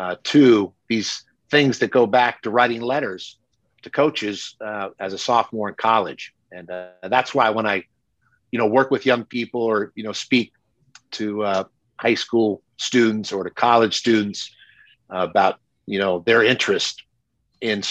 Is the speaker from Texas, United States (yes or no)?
no; Bay Area, California, United States; I grew up in the Bay Area with some great voices